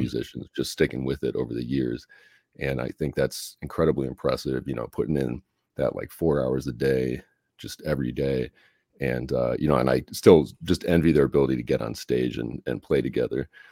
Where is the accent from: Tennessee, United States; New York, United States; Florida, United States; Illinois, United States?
Illinois, United States; Chicago; moved away; I'm from Chicago originally